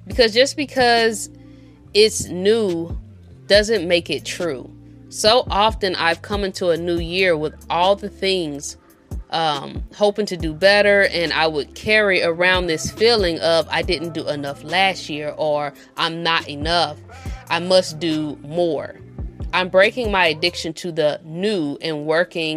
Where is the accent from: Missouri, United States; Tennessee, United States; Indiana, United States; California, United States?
Missouri, United States; St. Louis; we from the Show Me State, we're from St. Louis